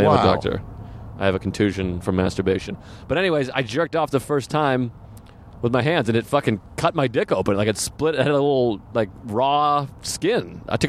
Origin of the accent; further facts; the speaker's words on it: Boston, Massachusetts, United States; accent: Boston; now in New York, United States; Like, I'm from New York by way of Massachusetts.